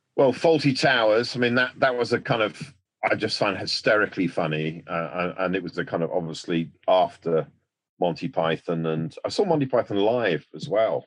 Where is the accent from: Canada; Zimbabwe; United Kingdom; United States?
United Kingdom; we're a nation of piss takers